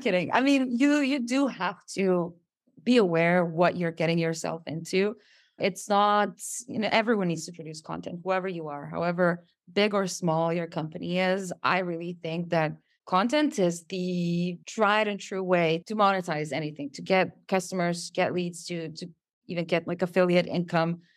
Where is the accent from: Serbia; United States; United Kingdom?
Serbia; English is a second language